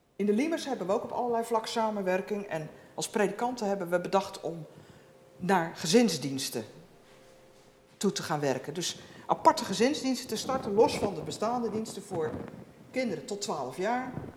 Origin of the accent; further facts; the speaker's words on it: Netherlands; we als Nederlanders